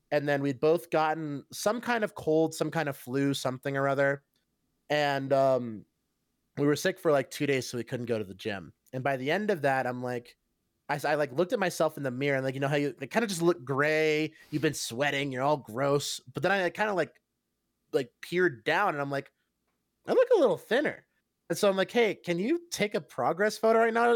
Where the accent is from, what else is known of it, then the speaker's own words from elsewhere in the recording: Cincinnati, Ohio, United States; I'm from Cincinnati